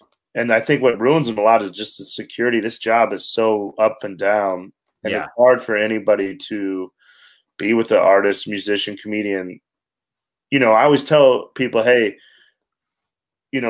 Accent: Wyoming, United States; I'm a kid from Wyoming.

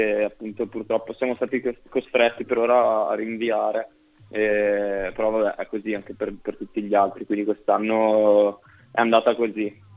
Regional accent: Brescia, Lombardy, Italy; moved away as an adult; now in Milan, Italy; io sono di Brescia

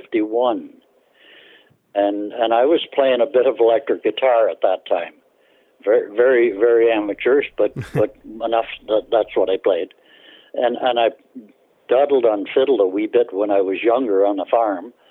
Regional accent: Bolton, Ontario, Canada; I was born in Bolton, which is just on the outskirts of Toronto now

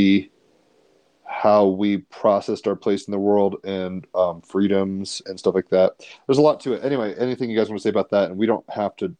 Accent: United States; as an American

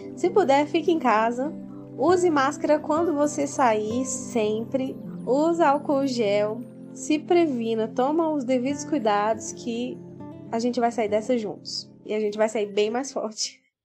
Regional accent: Aparecida de Goiânia, Goiás, Brazil; eu sou de Aparecida de Goiânia, Goiás

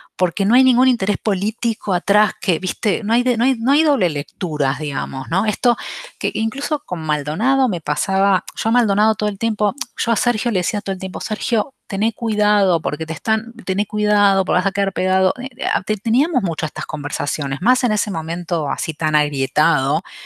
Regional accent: Avellaneda, Buenos Aires Province, Argentina; yo vivía en Avellaneda, yo soy de Avellaneda en realidad

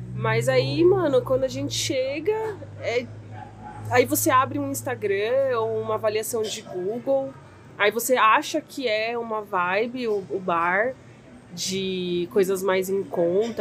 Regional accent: Santo André, São Paulo, Brazil; a gente é de Santo André

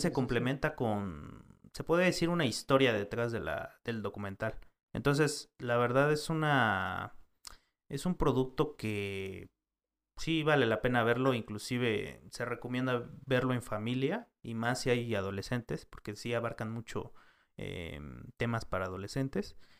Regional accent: Mexico; como mexicanos o como país tenemos

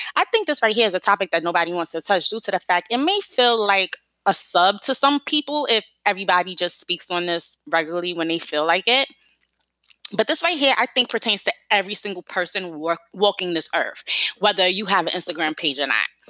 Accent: New York City, New York, United States; I'm from New York City

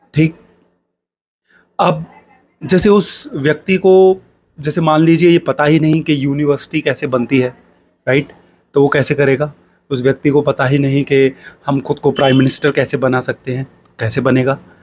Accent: India; मैं एक छोटे शहर से हूँ

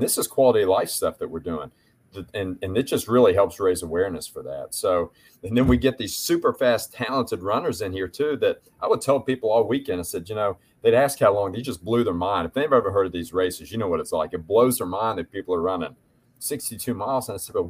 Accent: West Virginia, United States; moved away as an adult; also born or lived in Kentucky / New York; I grew up in West Virginia. I went to school in Kentucky, and I lived in New York for 6 years and came back to West Virginia.

